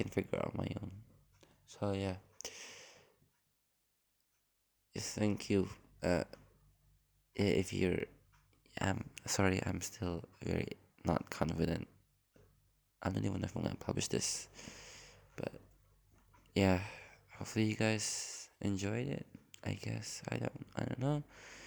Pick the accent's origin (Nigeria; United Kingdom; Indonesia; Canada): Indonesia; English is a second language; I'm from Indonesia, so if I like mistake some mispronounce some few words and use different accents, I'm really sorry, because I don't have like one sticking accent